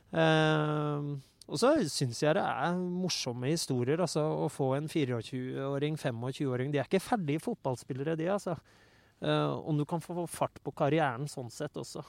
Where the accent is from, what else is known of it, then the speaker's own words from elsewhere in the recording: Oslo, Norway; jeg er oppvokst i Oslo